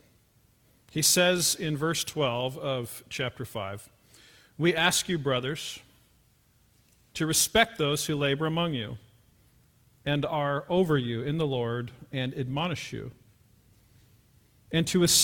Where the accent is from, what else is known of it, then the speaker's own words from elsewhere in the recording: Pullman, Washington, United States; I was born in Pullman, Washington. My mother was Miss Pullman in 1966. My dad taught at the university